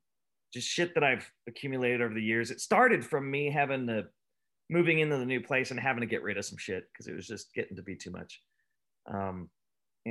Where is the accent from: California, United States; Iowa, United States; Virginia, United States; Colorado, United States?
California, United States; Escondido; I grew up in Escondido